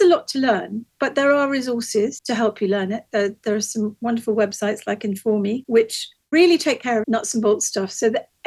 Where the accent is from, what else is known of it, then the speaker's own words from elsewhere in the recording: Hastings, South East England, United Kingdom; in a community in my hometown of Hastings